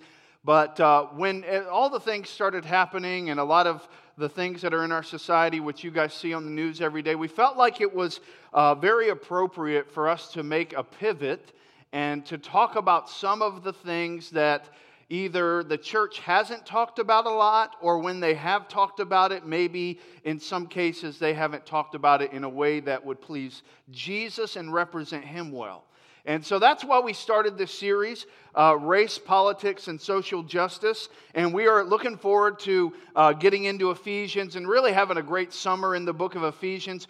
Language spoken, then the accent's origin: English; near Orlando, Florida, United States; moved away; I grew up in Florida, and so where I grew up, and where Chris Dowdy grew up, and some of us that moved from Florida, we grew up kind of in the shadows of Orlando